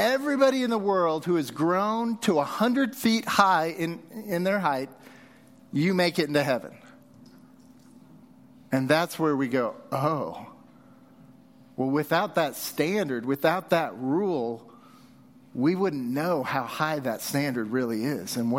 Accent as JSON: {"language": "English", "region": "Southern California", "country": "United States", "tie": "born or raised there", "also_born_or_lived": "Texas", "moved": "yes", "lives_now": "Utah, United States", "said": "As a kid, I grew up in Southern California"}